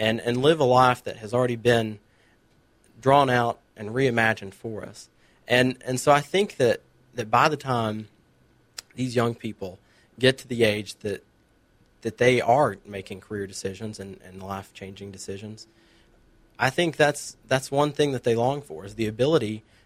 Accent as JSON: {"language": "English", "town": "Murphy", "region": "North Carolina", "country": "United States", "tie": "born or raised there", "said": "I grew up over in Murphy, North Carolina"}